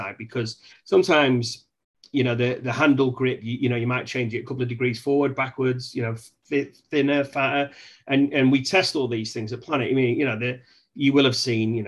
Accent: England, United Kingdom; I'm English

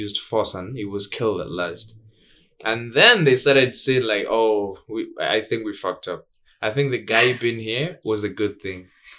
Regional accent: Tanzania; English is a second language; I grew up in Tanzania.

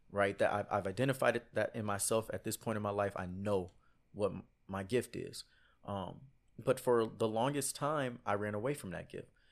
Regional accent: Houston, Texas, United States; I'm from Houston, Texas

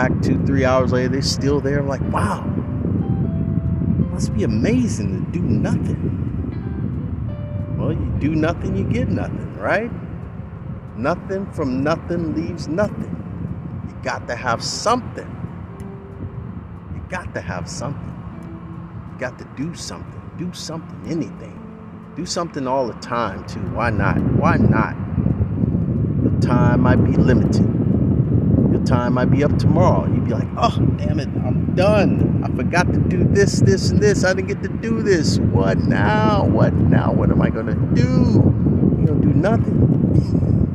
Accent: Oakland, California, United States; a kid growing up in Oakland

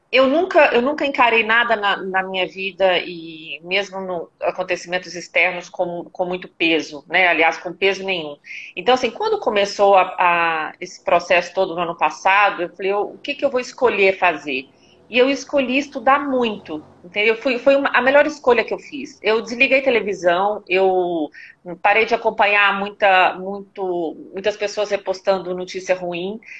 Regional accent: Belo Horizonte, Minas Gerais, Brazil; moved away as an adult; now in São Paulo, Brazil; eu sou de Belo Horizonte, estou em São Paulo, eu moro aqui há mais ou menos 14 anos

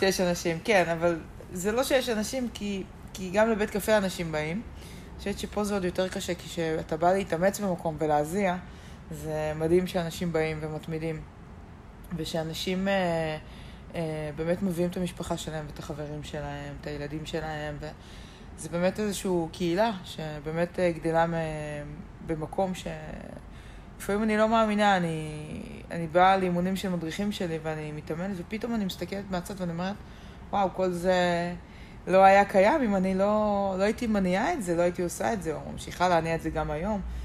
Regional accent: Geva, Northern District, Israel; also born or lived in Ramat Yishai; אני מקיבוץ גבע

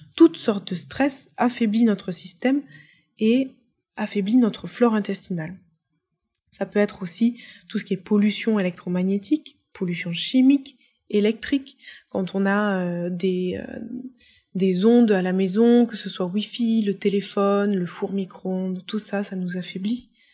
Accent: France; moved away as an adult; J'ai été déracinée parce que j'ai quitté la France. J'ai quitté la France à 23 ans

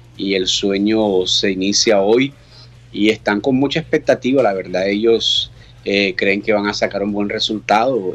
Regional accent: Barranquilla, Atlántico, Colombia; now in Brazil; es mi ciudad

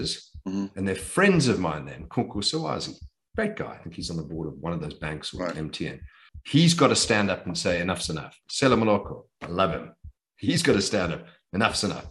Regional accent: Johannesburg, Gauteng, South Africa; moved away as an adult; also born or lived in United Kingdom / United States; the house that I was born in Morningside Centre

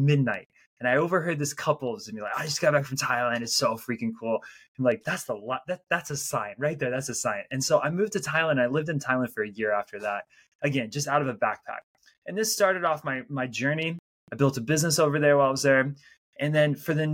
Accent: United States; moved away as an adult; also born or lived in Salt Lake City, Utah / Belgium; I am an American, so I'm not an immigrant to the United States. But when I was 23, I was living in Salt Lake City, Utah.

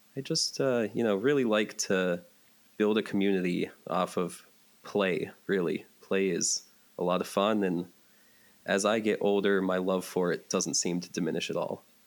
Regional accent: Johnstown, Pennsylvania, United States; moved away as an adult; also born or lived in Pittsburgh, Pennsylvania; now in Northern Virginia, United States; I'm from the Pittsburgh, Pennsylvania area but uh, after my parents divorced, I grew up in Johnstown, Pennsylvania, which is about two hours east of that in central PA

